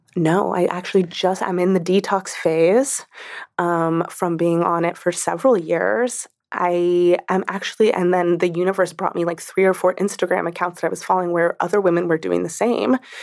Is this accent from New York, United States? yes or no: yes; New York, United States; especially as a New Yorker, especially as a woman New Yorker